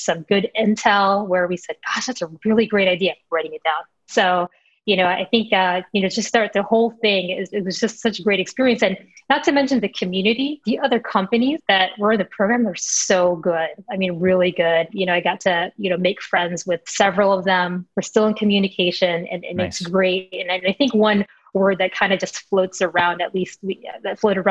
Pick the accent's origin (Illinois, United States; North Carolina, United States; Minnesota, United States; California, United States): Illinois, United States; Chicago; Chicago, my hometown, born and raised in a North Side, very proud